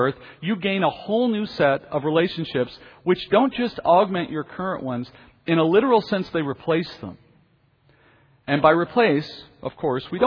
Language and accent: English; United States; our identity is only American because we happen to be born here and we're here for now.